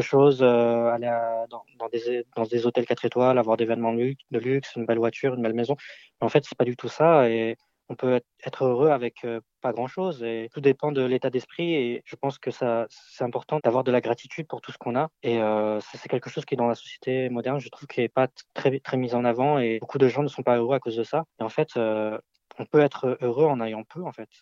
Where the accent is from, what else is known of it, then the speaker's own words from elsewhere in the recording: France; je suis né ici en France euh, de parents d'origine chinoise.